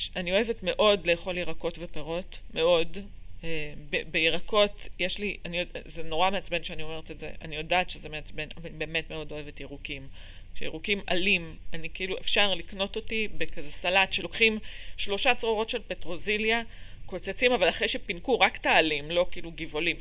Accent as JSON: {"language": "Hebrew", "town": "Ramot HaShavim", "region": "Central District", "country": "Israel", "tie": "born or raised there", "also_born_or_lived": "Boston / Chicago / Bavli, Tel Aviv / Ramat Gan", "said": "נולדתי בבוסטון, עברנו לשיקגו, עברנו לבבלי, לרמת גן, אה, כאילו גרנו במלא מקומות עד גיל 6, מגיל 6 אני ברמות השבים"}